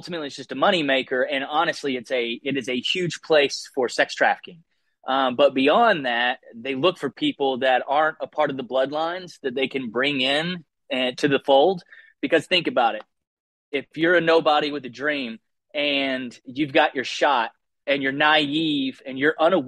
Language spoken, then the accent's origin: English; Southeast, United States; moved away as an adult; also born or lived in Austin, Texas / New York City; I grew up in the Southeast